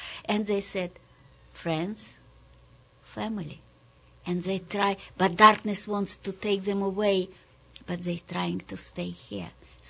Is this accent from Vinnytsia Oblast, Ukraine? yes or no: yes; Sharhorod, Vinnytsia Oblast, Ukraine; English is a second language; also born or lived in Kazakhstan; Yes, I grew up when I was born in Kazakhstan. And then my mother brought me to Ukraine, where in the little shtetl, Jewish shtetl, my grandmother was.